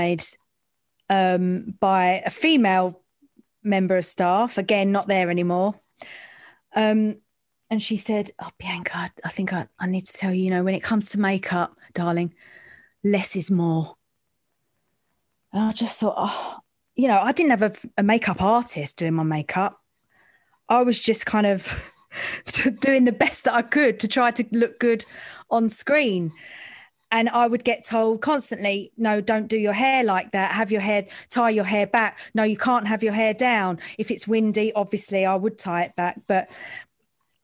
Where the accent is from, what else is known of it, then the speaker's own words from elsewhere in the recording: London, United Kingdom; I'm from the East End